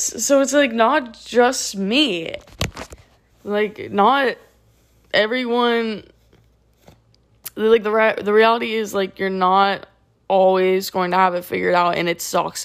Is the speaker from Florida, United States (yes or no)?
yes; South Florida, United States; also born or lived in Tallahassee; South Florida, uh, my hometown